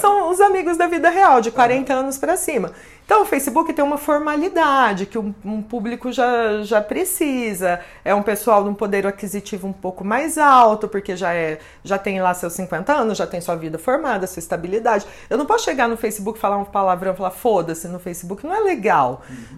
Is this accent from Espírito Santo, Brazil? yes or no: no; São José do Rio Preto, São Paulo, Brazil